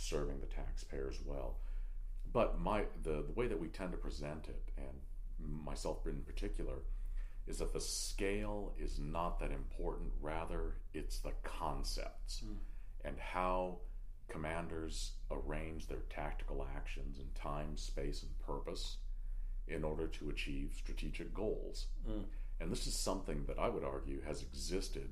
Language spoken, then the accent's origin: English; California, United States; my home state of California